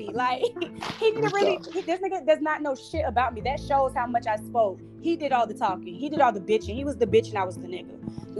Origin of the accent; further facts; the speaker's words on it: West Coast, United States; Third off, I'm from the West Coast.